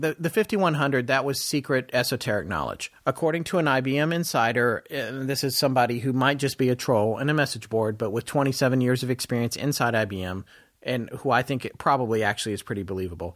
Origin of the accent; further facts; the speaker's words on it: North Carolina, United States; also born or lived in Death Valley, California / Denver, Colorado; I lived in Denver till I was eight or nine, and then from that point forward, I lived in North Carolina with my mom.